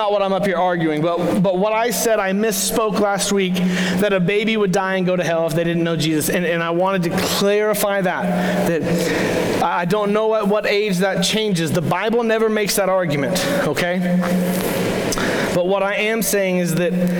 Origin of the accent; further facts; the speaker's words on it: Crowley, Texas, United States; I actually moved back to my hometown, which was Crowley, Texas